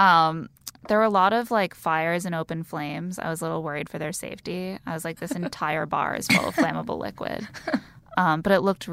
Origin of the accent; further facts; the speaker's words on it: South Bend, Indiana, United States; I'm from South Bend, Indiana.